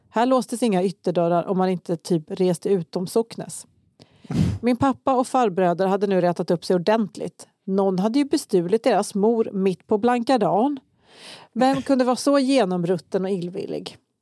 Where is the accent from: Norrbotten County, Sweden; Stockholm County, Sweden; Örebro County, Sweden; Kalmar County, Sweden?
Kalmar County, Sweden; Kalmar; jag växte upp i Kalmar också